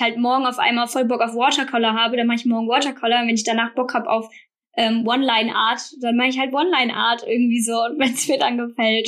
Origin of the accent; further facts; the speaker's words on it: Bornheim, North Rhine-Westphalia, Germany; now in Münster, Germany; Bin aber gebürtige Rheinländerin, also ähm, bin hier aufgewachsen in schönen Bornheim, in der Nähe von Bonn